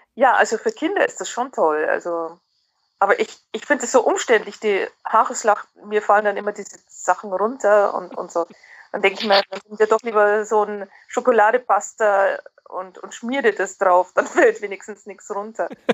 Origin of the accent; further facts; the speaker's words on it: Germany; moved away as an adult; now in Netherlands; Ich fühle mich als sehr gut integrierte Deutsche